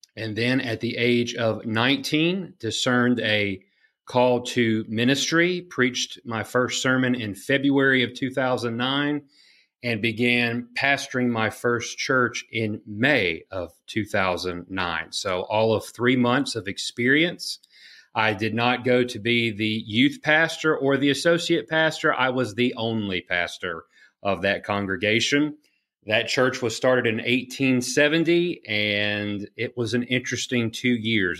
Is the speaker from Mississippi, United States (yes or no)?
yes; Gulfport, Mississippi, United States; I am originally from Gulfport, Mississippi, which is all the way on the Gulf of Mexico